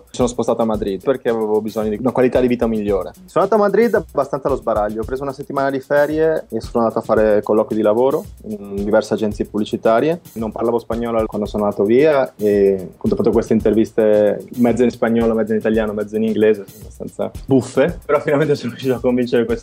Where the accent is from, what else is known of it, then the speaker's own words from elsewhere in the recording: Riva del Garda, Trentino-Alto Adige, Italy; born there; also born or lived in Milan; Sono nato a Riva del Garda, mi sono trasferito a Milano nel 2000